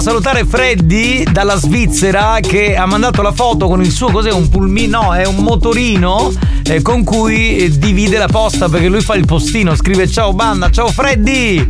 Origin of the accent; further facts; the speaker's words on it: Sicily, Italy; qui in Sicilia nevica solo in alcune zone